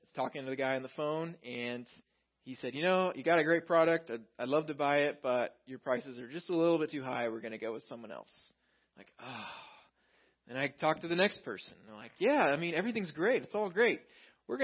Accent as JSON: {"language": "English", "region": "Texas", "country": "United States", "tie": "born or raised there", "moved": "yes", "said": "I grew up in Texas"}